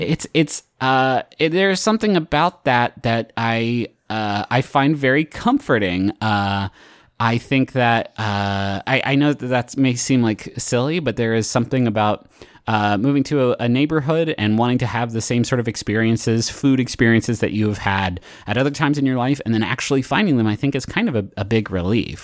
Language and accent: English; Huntington, United States; moved away as an adult; also born or lived in Cincinnati / Chicago; now in Austin, United States; since I moved away from Huntington, uh, where I lived for, for twenty-three years, and it was a fantastic place to grow up